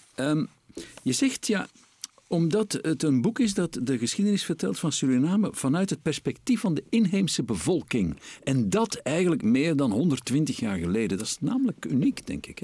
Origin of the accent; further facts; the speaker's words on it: Flanders, Belgium; bij ons in Vlaanderen